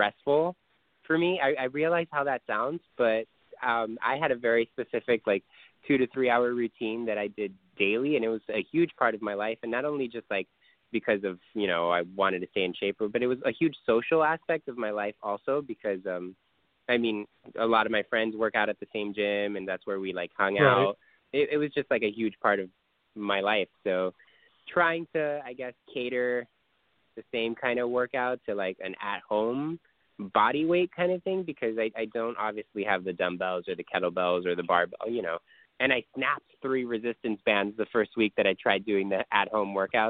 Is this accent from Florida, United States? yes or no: yes; Miami, Florida, United States; I grew up in Miami